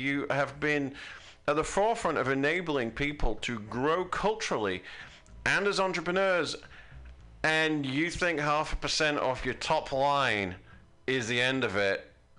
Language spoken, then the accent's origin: English; United Kingdom; now in United States; Before I, you know, became an American, I enjoyed the privileges of being British.